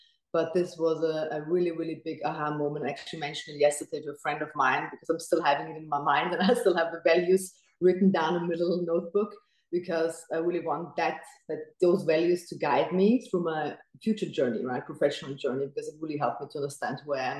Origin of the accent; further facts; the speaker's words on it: Austria; moved away as an adult; also born or lived in Dubai; I wanted to stay in my home country